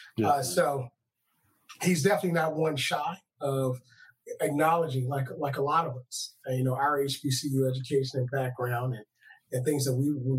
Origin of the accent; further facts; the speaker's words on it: Louisiana, United States; what we grew up with in Louisiana, down in New Orleans